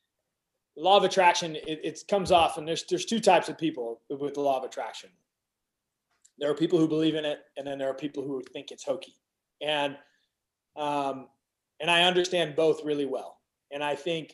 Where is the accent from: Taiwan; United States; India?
United States; I'm an American